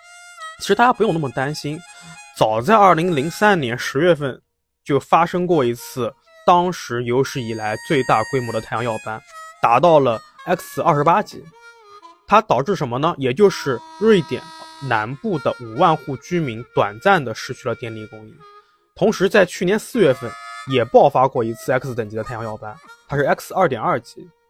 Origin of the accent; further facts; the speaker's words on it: Nanjing, Jiangsu, China; 其实作为一个南京人，就已经不太希望能，就不太想看到这些观点了。